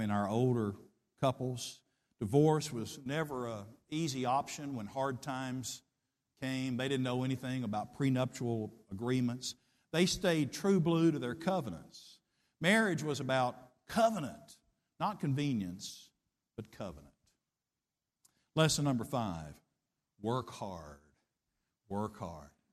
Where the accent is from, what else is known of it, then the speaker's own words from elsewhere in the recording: Middle Tennessee, United States; I grew up in Middle Tennessee in the fifties and sixties